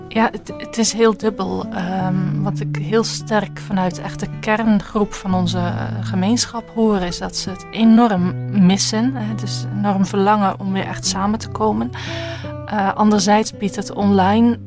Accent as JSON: {"language": "Dutch", "region": "Zeelandic Flanders", "country": "Netherlands", "accent": "Dutch", "moved": "as an adult", "lives_now": "Bruges, Belgium", "said": "ik ben Zeeuws-Vlaming, dus ik kom net van over de grens"}